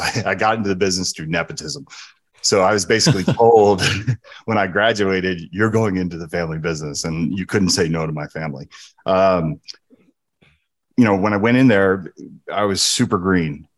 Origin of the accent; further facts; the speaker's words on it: New Jersey, United States; moved away; also born or lived in San Francisco, California; I grew up in New Jersey and San Francisco